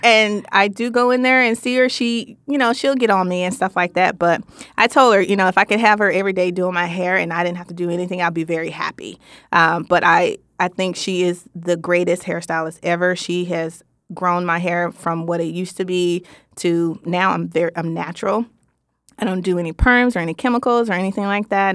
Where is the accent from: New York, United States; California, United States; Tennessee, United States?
Tennessee, United States; Memphis; I am from Memphis, Tennessee, so you may hear a little some some every blue moon